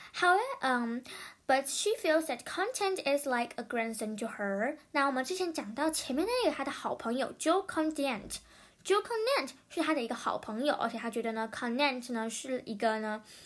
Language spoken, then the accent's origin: Chinese; Taiwan; 台湾人常常会遇到的